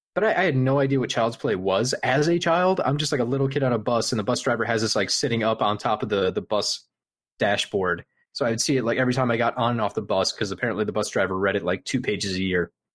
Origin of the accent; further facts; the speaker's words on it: Midwest, United States; I'm from the Midwest